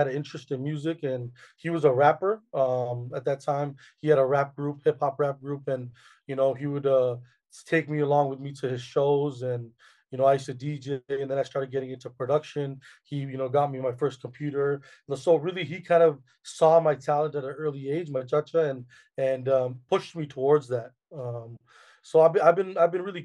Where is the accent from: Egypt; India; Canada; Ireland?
Canada; born and raised in Canada